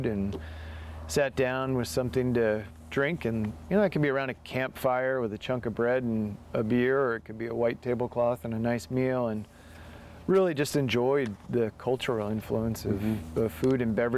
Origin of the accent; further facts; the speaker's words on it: United States; also born or lived in Delaware / Maryland / upstate New York / Dundee, Oregon; now in Oregon, United States; I grew up on the East Coast in Delaware and Maryland